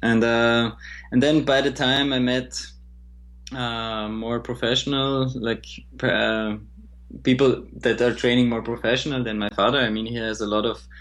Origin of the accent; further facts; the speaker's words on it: Graz, Styria, Austria; my hometown Graz